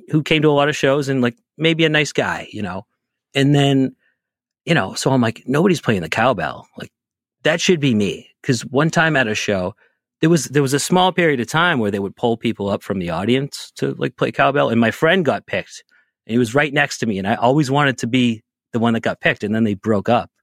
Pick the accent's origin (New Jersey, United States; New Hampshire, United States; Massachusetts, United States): Massachusetts, United States; Boston; I'm from the Boston area